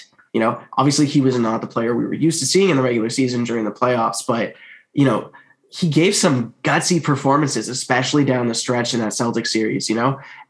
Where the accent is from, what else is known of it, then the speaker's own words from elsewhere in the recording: Canada; I'm coming from Canada